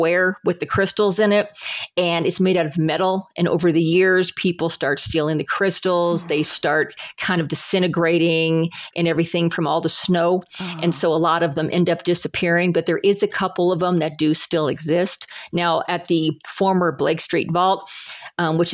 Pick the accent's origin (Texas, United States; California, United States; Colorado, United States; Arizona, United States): Colorado, United States; Salida; I was raised in Salida.